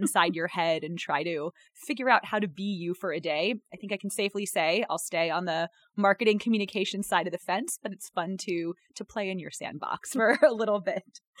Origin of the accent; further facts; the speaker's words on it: North Carolina, United States; now in Chicago, United States; I'm from North Carolina